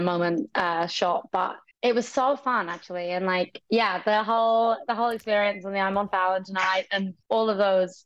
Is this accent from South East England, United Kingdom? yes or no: yes; Brighton, South East England, United Kingdom; I'm from Brighton. That's like where I went to see shows growing up